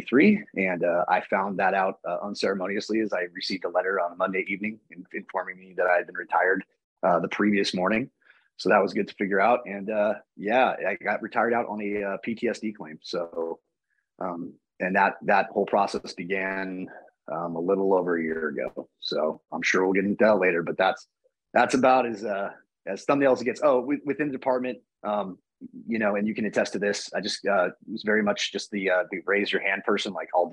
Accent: San Leandro, California, United States; also born or lived in Alameda, California / Irvine, California; I was born and raised in the Bay Area here in California. So it's San Leandro, California, which is just next to Oakland, California

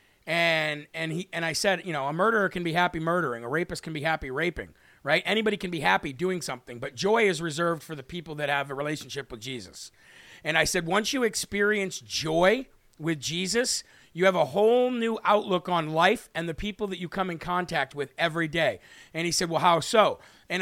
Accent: United States; I was born here in the United States of America

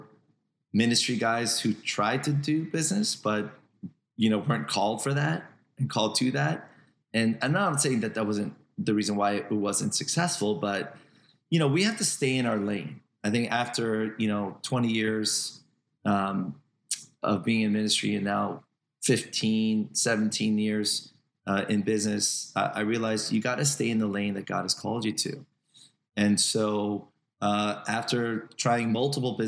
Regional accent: New Jersey, United States; I'm from Jersey

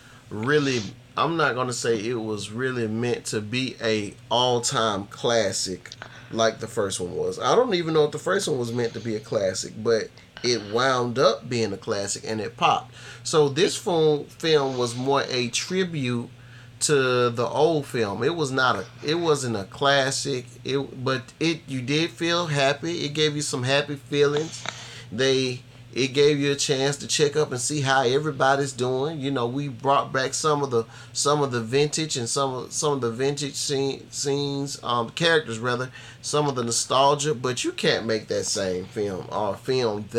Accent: the South, United States; me being Southern, and that's what I was always taught

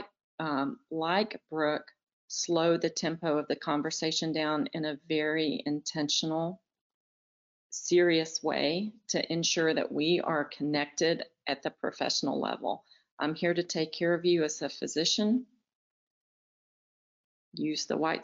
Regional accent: the South, United States; moved away as an adult; also born or lived in Boston; I'm from the South, and in the South, we are taught to be friendly

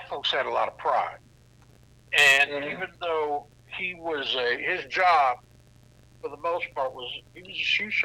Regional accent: Indianapolis, Indiana, United States; we're all from Indianapolis, Indiana.

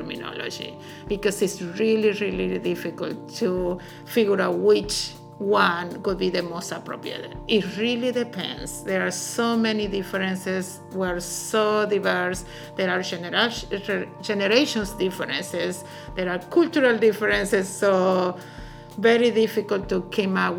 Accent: Argentina; now in Louisville, United States; I am originally from Argentina

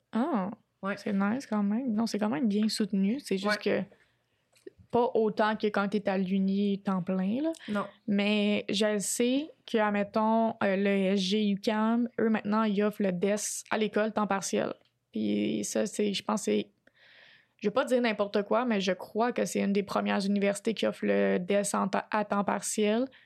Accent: Quebec, Canada

